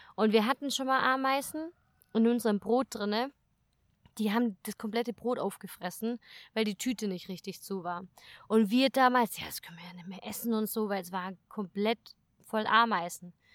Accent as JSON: {"language": "German", "country": "Germany", "said": "bei uns in Deutschland"}